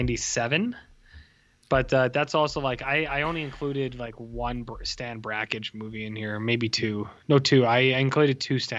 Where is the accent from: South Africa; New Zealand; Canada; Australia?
Canada; As a Canadian person